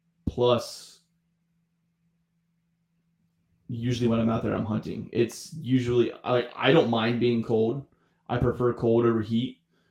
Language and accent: English; St. Mary's, Georgia, United States; born there; also born or lived in Daytona; Yeah, I was born in Southeast Georgia. St. Mary's, right there at Kings Bay. Because my dad was a Marine. So, that's like the southeast corner of Georgia.